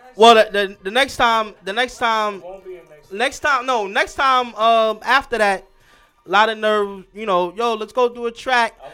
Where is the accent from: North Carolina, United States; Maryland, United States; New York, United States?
New York, United States; New York City; also born or lived in Staten Island; I'm originally from Brooklyn